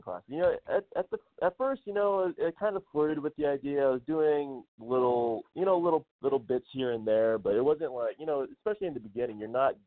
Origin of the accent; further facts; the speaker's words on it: Ohio, United States; moved away as an adult; also born or lived in San Diego; now in Los Angeles, United States; growing up in Ohio